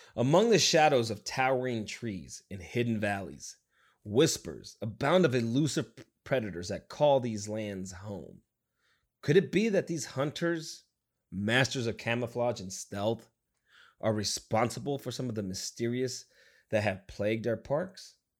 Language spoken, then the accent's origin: English; Nevada, United States; moved away; I came from Nevada